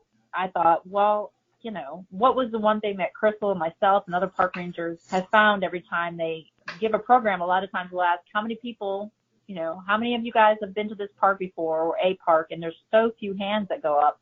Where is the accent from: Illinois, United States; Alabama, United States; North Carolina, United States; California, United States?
Illinois, United States; Chicago; moved away; I'm originally from Chicago